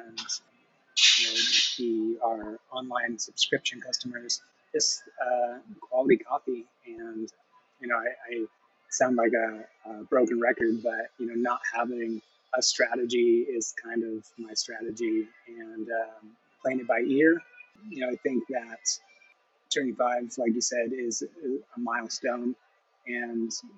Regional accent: Escondido, California, United States; now in Coeur d'Alene, United States; I was born in Escondido

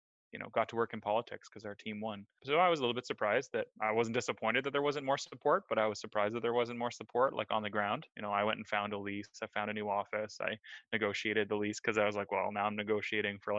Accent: Oakville, Ontario, Canada; also born or lived in Toronto; Oakville is definitely where I grew up

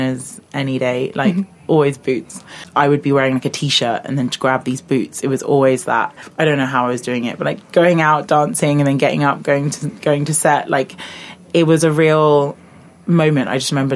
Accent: London, United Kingdom; moved away as an adult; I grew up in London, southeast London, so like I'm a Londoner

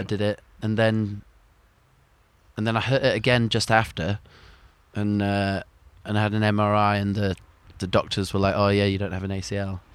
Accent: Sheffield, Yorkshire and the Humber, United Kingdom; moved away; growing up in Sheffield, you always knew that the ski slope was there

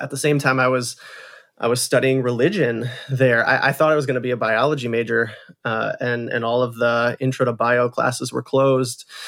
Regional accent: Holland, Michigan, United States; I grew up in Holland, Michigan, which is a, a beautiful small town, um, on the shores of Lake Michigan

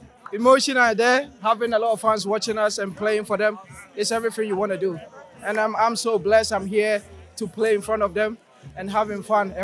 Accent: Ghana; moved away as an adult; now in Knoxville, United States

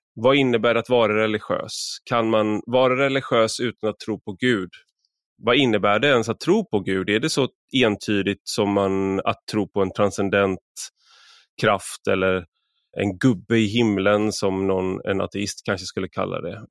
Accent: Sweden; also born or lived in Odense, Denmark; jag var svensk

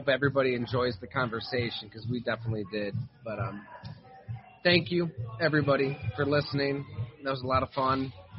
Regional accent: Salamanca, New York, United States; also born or lived in Bradford, Pennsylvania; I grew up in Salamanca, Ellicottville, New York. I played peewee and midget football down in Bradford, Pennsylvania. My dad worked down there.

